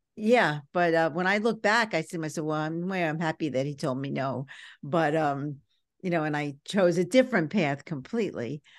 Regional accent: New York City, New York, United States; growing up in Brooklyn was a little tough

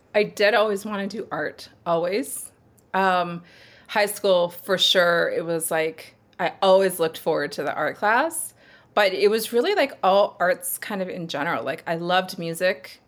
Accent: Sherwood Park, Alberta, Canada; also born or lived in Edmonton; raised in Sherwood Park.

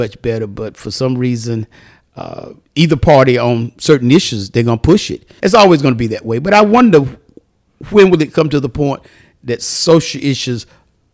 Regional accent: Fayetteville, North Carolina, United States; Well, I was raised up in the rural areas of Fayetteville, North Carolina. I'm from Fayetteville

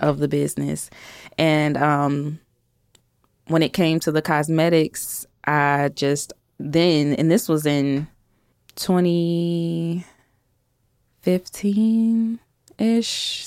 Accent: Chicago, Illinois, United States; now in Huntsville, United States; I'm from Chicago originally, grew up in the South Suburbs of Chicago

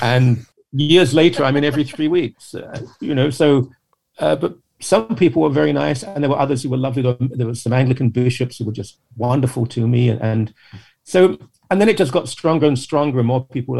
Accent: a London suburb, United Kingdom; I'm a Brit. I was raised in a quite ordinary sort of upper working class, lower middle class home in a London suburb.

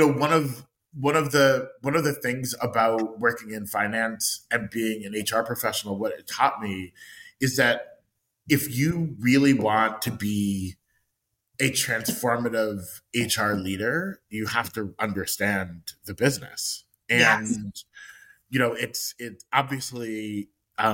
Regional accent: Long Island, New York, United States; also born or lived in Rhode Island; I am born and raised in New York, and I grew up on Long Island

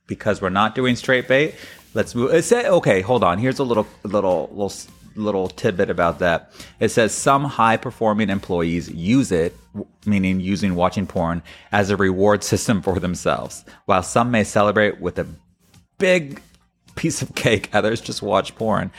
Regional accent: Florida, United States; I come from Florida

